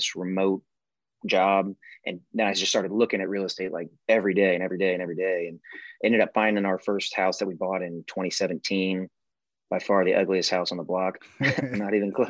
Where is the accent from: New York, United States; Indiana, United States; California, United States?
Indiana, United States; Evansville; now in Nashville, United States; I'm from Evansville, Indiana